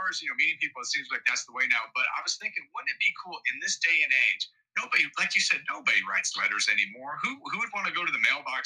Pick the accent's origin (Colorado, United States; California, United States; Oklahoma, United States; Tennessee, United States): Tennessee, United States; Knoxville; moved away as an adult; also born or lived in Michigan; now in Atlanta, United States; I was born in Michigan. And we moved south when I was 10 years old, and I kind of grew up in Knoxville in Tennessee